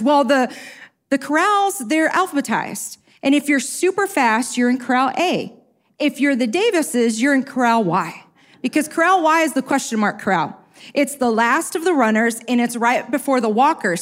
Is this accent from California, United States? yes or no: no; Chicago, Illinois, United States; I'm from South Side Chicago